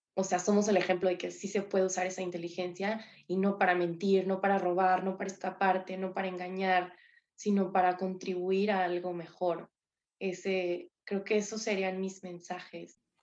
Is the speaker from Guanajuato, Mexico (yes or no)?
no; San Luis Potosí, Mexico; Yo soy de San Luis Potosí